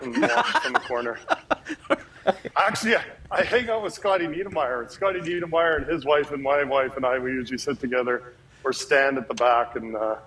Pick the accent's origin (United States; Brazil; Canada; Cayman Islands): Canada; I think that it's something that as a Canadian player, there's more awareness of what's going on down in the U.S.